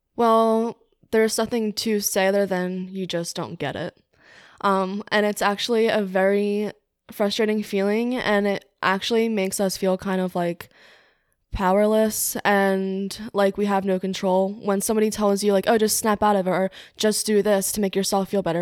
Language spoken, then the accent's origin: English; Cape May, New Jersey, United States; moved away as an adult; now in Newark, United States; I'm from Cape May, New Jersey, but I'm living in Newark, Delaware right now.